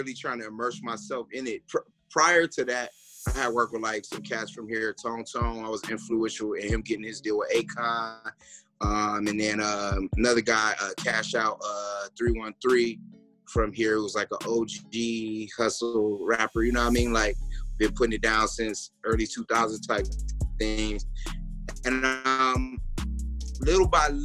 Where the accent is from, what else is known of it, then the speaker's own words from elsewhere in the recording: Detroit, Michigan, United States; moved away as an adult; I'm from Detroit